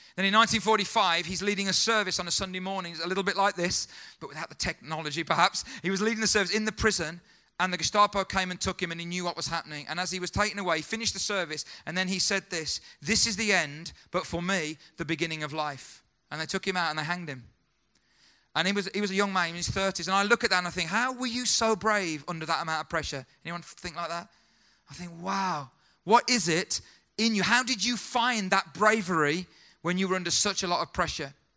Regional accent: United Kingdom; as a British guy

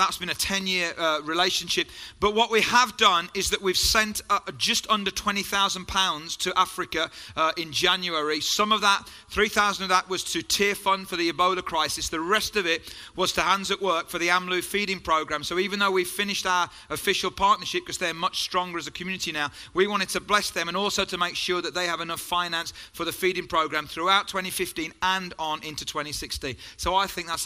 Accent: Hagley, West Midlands, United Kingdom; accent: Black Country; I was brought up in Hagley and Pedmore

